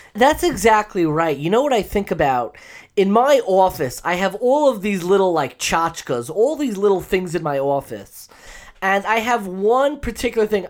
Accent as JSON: {"language": "English", "area": "Long Island", "region": "New York", "country": "United States", "tie": "born or raised there", "said": "I grew up in Long Island"}